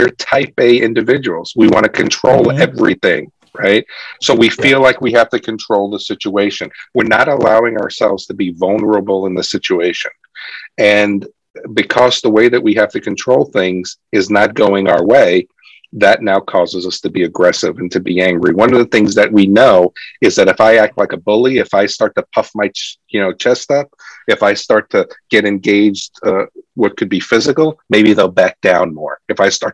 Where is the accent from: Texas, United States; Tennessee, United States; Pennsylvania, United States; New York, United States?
New York, United States; New York City; I grew up in New York City. It was tough growing up in New York City